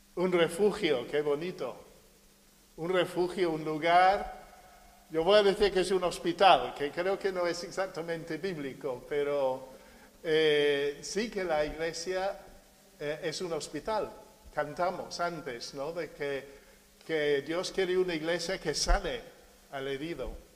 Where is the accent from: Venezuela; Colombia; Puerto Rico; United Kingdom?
United Kingdom; also born or lived in Marín, Spain; now in Spain; Yo soy británico